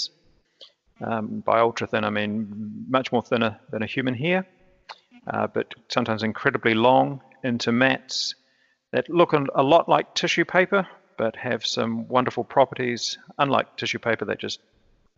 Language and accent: English; Christchurch, Canterbury, New Zealand; I'm from Christchurch, New Zealand